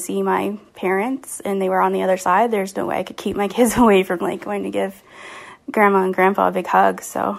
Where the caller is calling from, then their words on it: Kingston, Ontario, Canada; I'm from Kingston, Ontario.